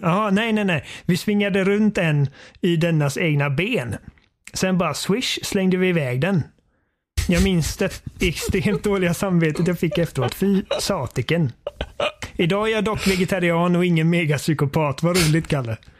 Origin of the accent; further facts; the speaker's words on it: Sweden; Jag är svensk.